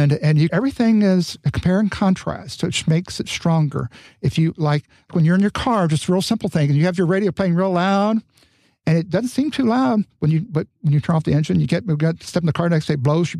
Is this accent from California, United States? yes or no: yes; California, United States; I claimed I was from California, even though when people I speak, they say, well, part of California, Southern, you know, and then particularly in New York, where they could really hear the accent.